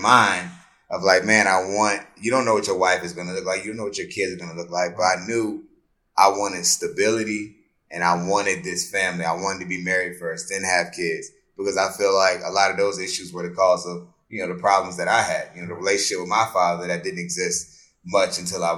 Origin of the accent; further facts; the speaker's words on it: Colonial Beach, Virginia, United States; I grew up in, like you said, mentioned Colonial Beach, Virginia, a little small town